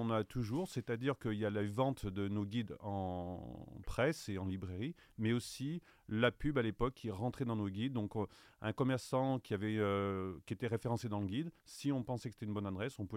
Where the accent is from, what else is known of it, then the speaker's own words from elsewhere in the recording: Saint-Étienne, Auvergne-Rhône-Alpes, France; Moi, je suis de Saint-Étienne et je suis un amateur du terroir.